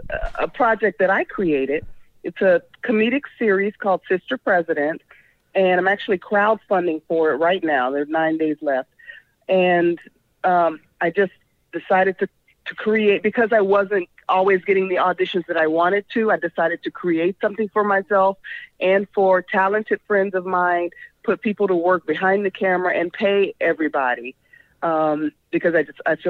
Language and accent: English; Chicago, Illinois, United States; now in Los Angeles, United States; I'm from the South Side of Chicago.